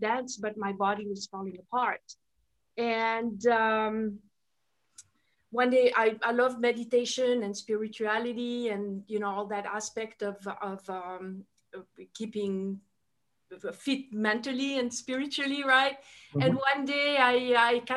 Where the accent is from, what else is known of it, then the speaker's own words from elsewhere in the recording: Switzerland; first language French; English is a second language; moved away; I'm originally from Switzerland, so that's my, French is my first language.